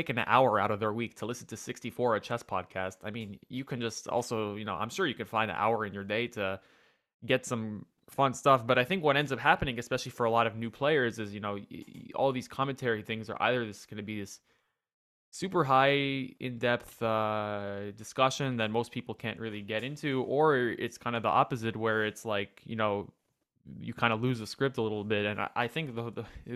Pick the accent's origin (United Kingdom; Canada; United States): United States; as an American